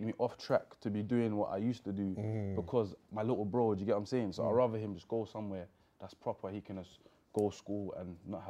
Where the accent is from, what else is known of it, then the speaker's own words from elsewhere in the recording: London, United Kingdom; I'm from Hackney, but it's the same thing, innit?